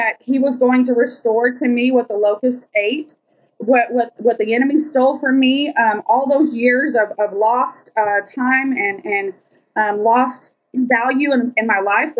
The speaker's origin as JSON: {"language": "English", "town": "Lubbock", "region": "Texas", "country": "United States", "said": "I'm from Lubbock, Texas"}